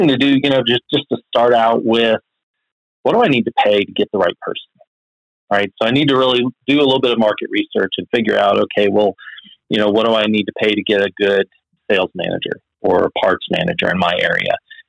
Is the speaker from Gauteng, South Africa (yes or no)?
no; Cape Town, Western Cape, South Africa; now in United States; I grew up overseas in South Africa, Cape Town, South Africa.